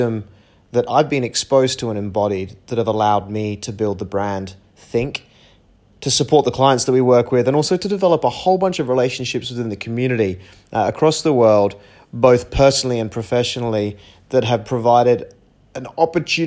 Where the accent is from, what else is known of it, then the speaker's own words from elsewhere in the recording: Perth, Western Australia, Australia; also born or lived in United Kingdom; now in Bali, Indonesia; I'm originally from Perth, Australia. I was born in the UK, and right now I live in Bali